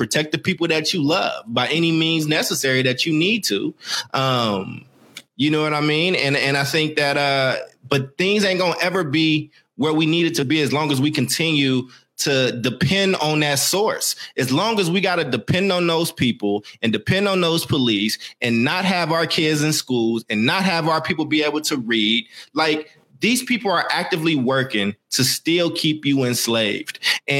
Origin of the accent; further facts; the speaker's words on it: Maywood, Illinois, United States; born there; I was born in Maywood, Illinois. Okay. It's a suburb of Chicago